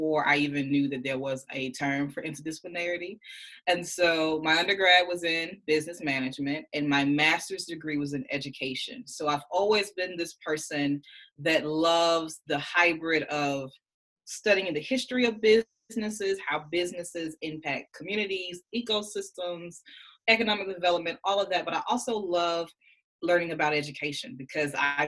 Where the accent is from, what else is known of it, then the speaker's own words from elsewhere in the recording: Birmingham, Alabama, United States; moved away as an adult; also born or lived in Nashville, Tennessee; now in Indiana, United States; if my accent didn't give it away, I am a proud Birmingham native, Birmingham, Alabama.